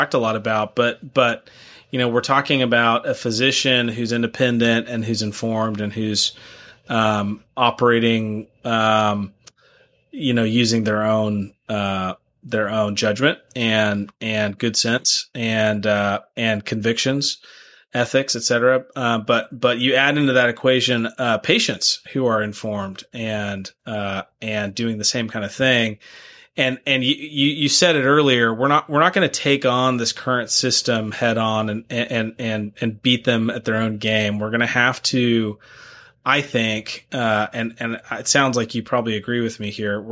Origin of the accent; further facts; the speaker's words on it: Huntsville, Alabama, United States; I just ran a family business workshop here in my hometown here, Huntsville, Alabama